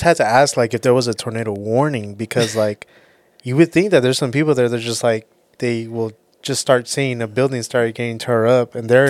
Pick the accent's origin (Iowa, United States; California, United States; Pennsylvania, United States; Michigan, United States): California, United States; We're from California.